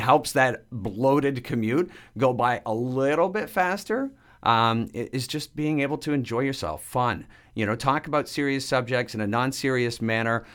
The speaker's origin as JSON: {"language": "English", "town": "Dresden", "region": "Ontario", "country": "Canada", "tie": "born or raised there", "said": "growing up in Dresden, Ontario"}